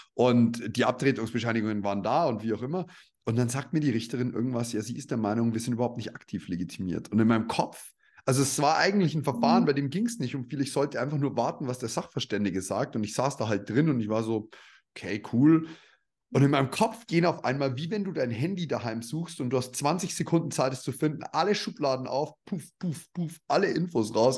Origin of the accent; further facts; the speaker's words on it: Upper Palatinate, between Nuremberg and Regensburg, Bavaria, Germany; Ich bin ja stolzer Bayer eigentlich